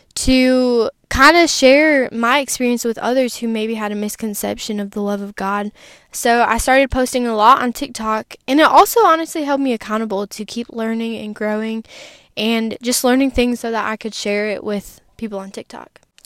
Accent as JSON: {"language": "English", "region": "Wisconsin", "country": "United States", "tie": "born or raised there", "said": "I grew up in Wisconsin in a Christian family"}